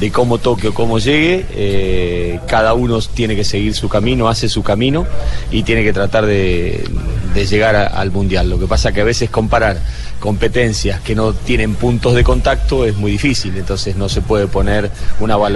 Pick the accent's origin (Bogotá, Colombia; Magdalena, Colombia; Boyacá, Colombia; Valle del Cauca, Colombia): Valle del Cauca, Colombia; Buenaventura; diciendo yo que soy de Buenaventura